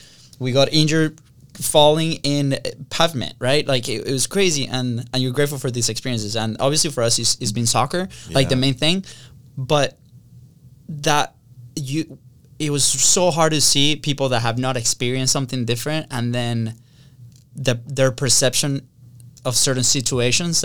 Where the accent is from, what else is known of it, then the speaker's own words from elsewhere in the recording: Venezuela; moved away; We grew up in Venezuela